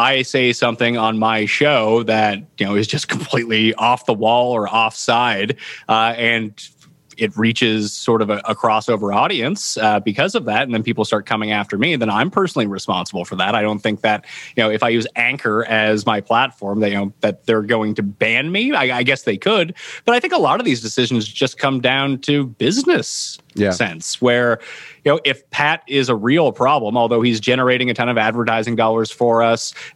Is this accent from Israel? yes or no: no; Halifax, Nova Scotia, Canada; I stayed local to where I'm from. I'm from Halifax, Nova Scotia